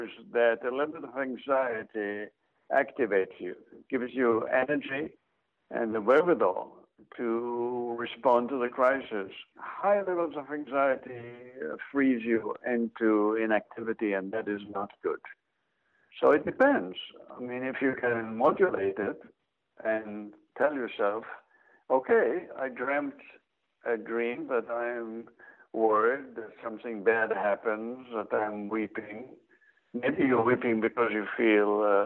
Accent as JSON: {"language": "English", "country": "Israel", "tie": "born or raised there", "moved": "as an adult", "lives_now": "Athens, Georgia, United States", "said": "having grown up in Israel"}